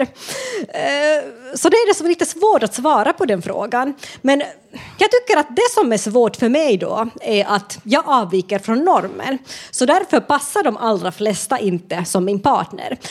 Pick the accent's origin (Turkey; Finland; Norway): Finland; moved away as an adult; now in Sweden; jag kommer från Finland och flyttade till Sverige i vuxen ålder